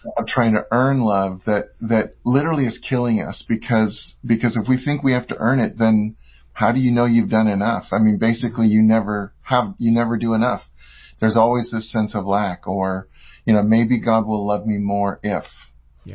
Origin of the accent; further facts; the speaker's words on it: San Francisco Bay Area, California, United States; I'm from California, from the uh, San Francisco Bay Area.